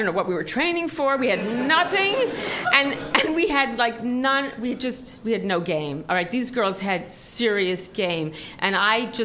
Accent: New York City, New York, United States; when I was in high school, I grew up in Forest Hills

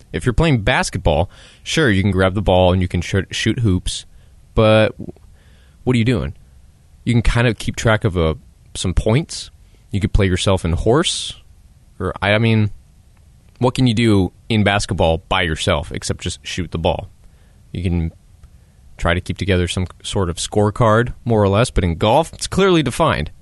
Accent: United States; as an American

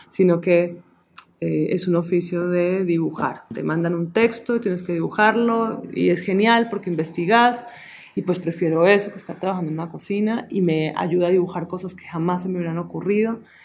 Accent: Colombia; vivimos en un país muy rico en imágenes, en música, en culturas, en comida

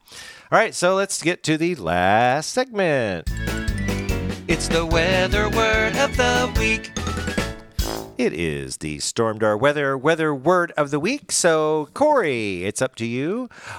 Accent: Branson, Missouri, United States; I'm from Branson.

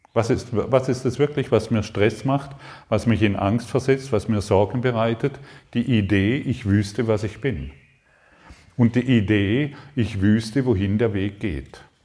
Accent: Allensbach, Baden-Württemberg, Germany; moved away as an adult; also born or lived in Karlsruhe; Ich komme ursprünglich aus Allensbach, also eigentlich kann ich schon hinschauen, es ist gar nicht so weit weg. Allensbach am Bodensee, Konstanz, Reichenau

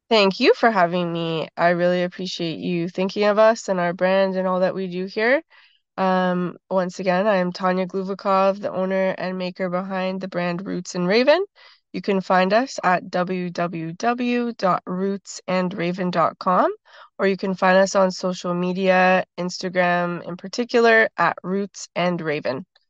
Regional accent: Toronto, Ontario, Canada; also born or lived in Six Nations, Ontario; I grew up in Toronto

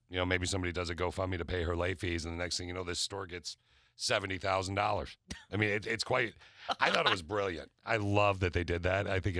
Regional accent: East Lansing, Michigan, United States; I grew up in East Lansing

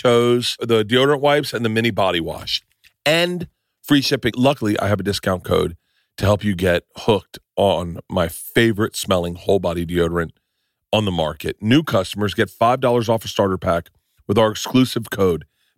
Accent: Tampa, Florida, United States; I'm a big Bucks fan. I grew up in Tampa.

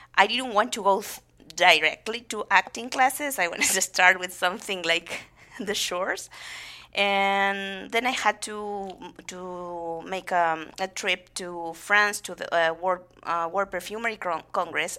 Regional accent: General Madariaga, Buenos Aires Province, Argentina; English is a second language; now in United States; I'm from a small town, town called, uh, General Madariaga

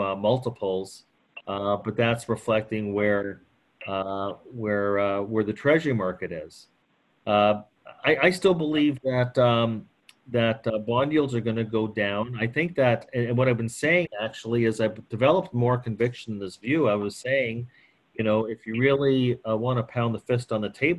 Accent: Canada; I'm Canadian

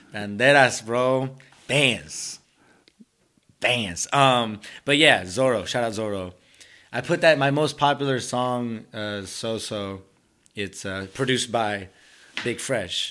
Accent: Somerville, Massachusetts, United States; first language Spanish; English is a second language; I'm from Somerville, lived here my whole life

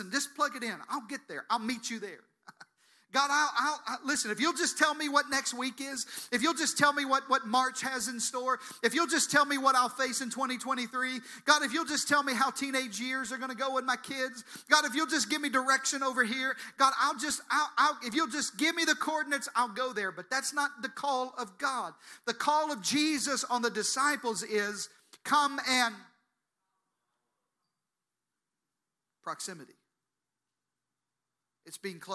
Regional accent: the South, United States; I'm from the South, so we say things like this

